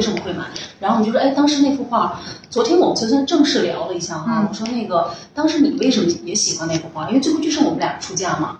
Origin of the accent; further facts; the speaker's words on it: Xinjiang, China; moved away; 因为我是在新疆长大的